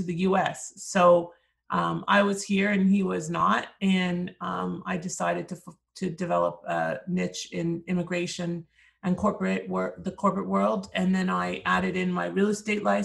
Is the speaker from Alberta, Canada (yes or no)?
no; Toronto, Ontario, Canada; moved away as an adult; now in United States; I'm from Toronto. I grew up there and I moved here several years ago